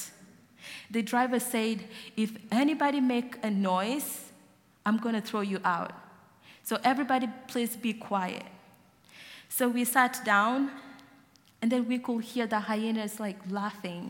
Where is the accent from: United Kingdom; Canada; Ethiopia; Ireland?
Ethiopia; Gambela; moved away; I was born in Gambela, in the middle of Ethiopia and South Sudan